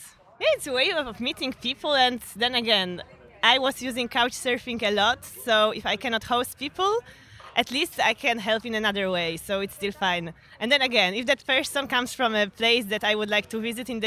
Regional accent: Poland; moved away as an adult; now in Barcelona, Spain; I'm from Poland, but I've been living in Barcelona for the last 4 years.

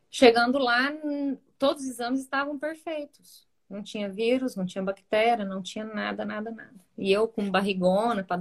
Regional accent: Rio Verde, Goiás, Brazil; Ela era da nossa, né, da nossa infância e adolescência em Rio Verde.

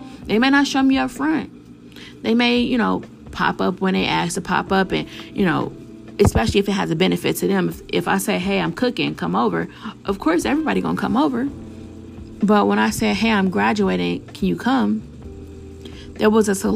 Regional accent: Chicago, Illinois, United States; I'm from Chicago

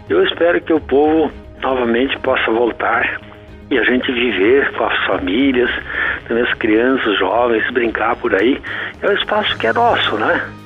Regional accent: Sobradinho, Rio Grande do Sul, Brazil; now in Santa Maria, Brazil; Eu sou natural de Sobradinho, da Vila Segredo, município Sobradinho, no centro geográfico do Rio Grande do Sul

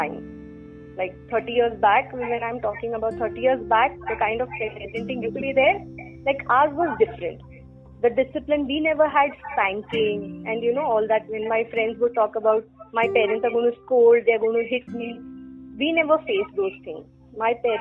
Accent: Mumbai, Maharashtra, India; So I'm based from Bombay. Born, brought up, married, schooling, everything done in Bombay.

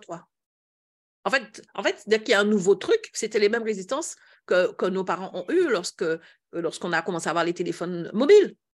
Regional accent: Antilles, France; chez nous aux Antilles

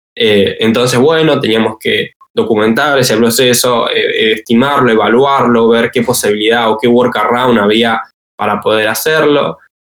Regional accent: Bahía Blanca, Buenos Aires Province, Argentina; moved away as an adult; now in Buenos Aires, Argentina; soy de Bahía Blanca, vivo en Capital Federal

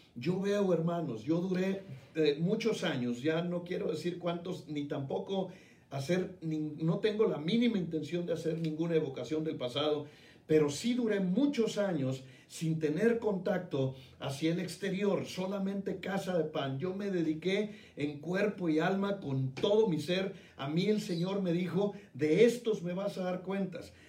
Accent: Mexico; now in Guadalajara, Mexico; mi país

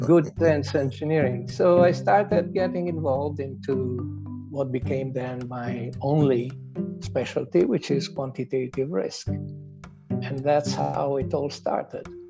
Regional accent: Italy; accent: Italian; English is a second language; also born or lived in Switzerland; now in Canada; as my accent States, I, I am of Italian origins, although I'm now a proud Canadian since many, many years

